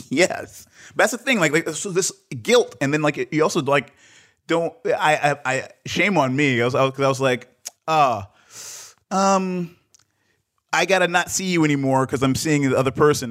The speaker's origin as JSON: {"language": "English", "town": "Detroit", "region": "Michigan", "country": "United States", "tie": "born or raised there", "also_born_or_lived": "Accra, Ghana", "said": "I was born in Detroit, but, uh, my mom's from Ghana"}